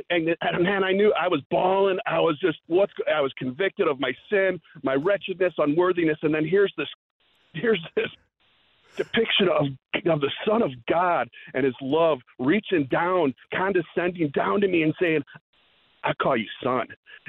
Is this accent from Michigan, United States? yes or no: no; Wheeling, Illinois, United States; those seeds that have been planted growing up in Wheeling, Illinois, hearing the gospel here and there